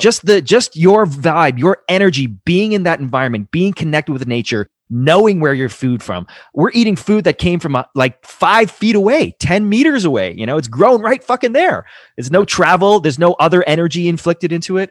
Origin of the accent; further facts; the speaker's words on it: Toronto, Ontario, Canada; I grew up in Toronto, surrounded by concrete